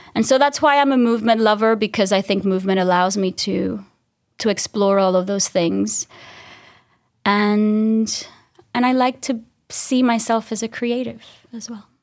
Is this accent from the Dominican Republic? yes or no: yes; Dominican Republic; I'm from the Dominican Republic, so this small island in the Caribbean